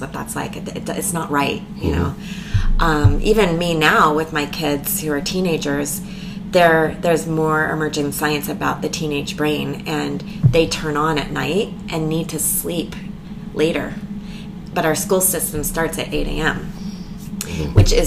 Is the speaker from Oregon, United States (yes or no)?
yes; Eugene, Oregon, United States; also born or lived in Taos, New Mexico; I grew up in Eugene, Oregon. Most of my childhood